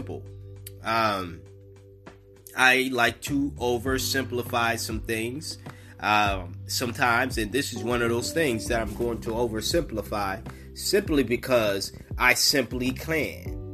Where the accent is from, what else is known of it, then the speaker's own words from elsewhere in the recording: Massachusetts, United States; I'm from Massachusetts. They kind of teach you this shit.